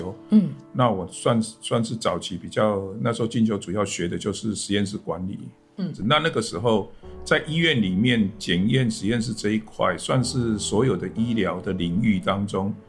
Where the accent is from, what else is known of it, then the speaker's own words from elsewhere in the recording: Kaohsiung, Taiwan; 对，我是本身是高雄，